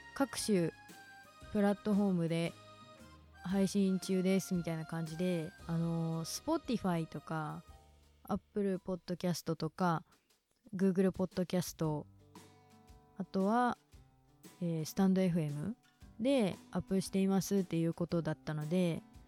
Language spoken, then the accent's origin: Japanese; Kinki, Japan; accent: Kansai dialect; first language Kansai dialect; moved away as an adult; 出身は近畿地方で実は母国語は関西弁です今は地元を出て大学に通っていて